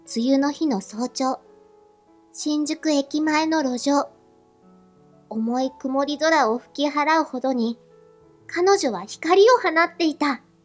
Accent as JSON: {"language": "Japanese", "town": "Asahikawa", "region": "Hokkaido", "country": "Japan", "tie": "born or raised there", "also_born_or_lived": "Tokyo", "moved": "as an adult", "said": "私は北海道旭川市で育った"}